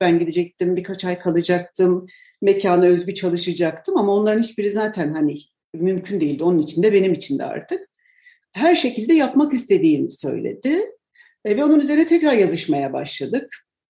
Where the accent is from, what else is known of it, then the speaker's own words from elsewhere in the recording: Tunceli Province, Turkey; ben Dersim'de doğdum ve e, çocukluğumda hakikaten bir dağ köyündeydik